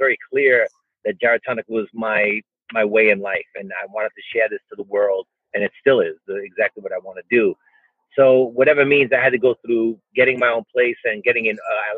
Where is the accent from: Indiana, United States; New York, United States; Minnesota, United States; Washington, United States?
New York, United States; New York City; I'm from New York City, born and raised in New York City